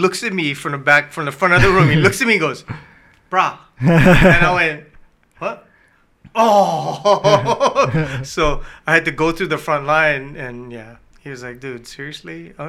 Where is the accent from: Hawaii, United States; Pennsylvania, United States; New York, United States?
Hawaii, United States; we're from Hawaii.